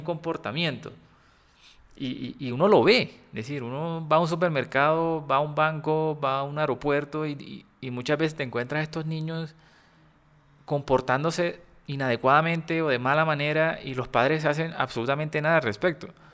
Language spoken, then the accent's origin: Spanish; Cartagena, Bolívar, Colombia; accent: costeño; soy un niño que creció en Cartagena, eh, obviamente soy costeño